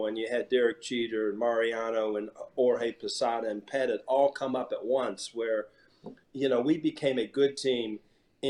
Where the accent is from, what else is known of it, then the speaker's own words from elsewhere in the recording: Columbus, Ohio, United States; I'm from Columbus, Ohio.